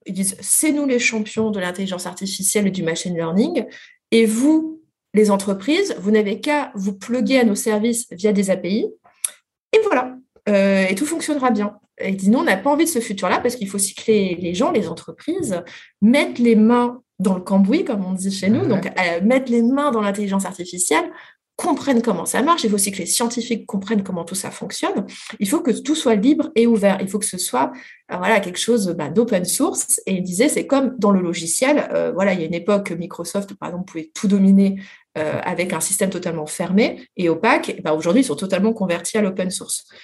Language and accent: French; France; mais nous, les Français